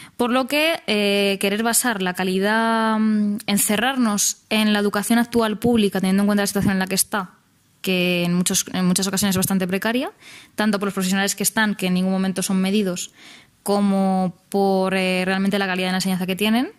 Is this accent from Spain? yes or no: yes; Spain; nuestra incapacidad como sociedad española